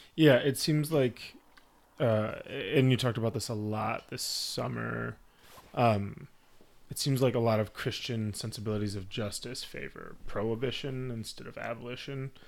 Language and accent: English; United States